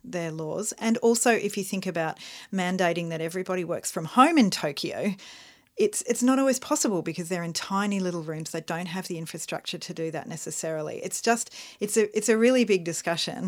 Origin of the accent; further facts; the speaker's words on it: Melbourne, Victoria, Australia; We're from Melbourne, Australia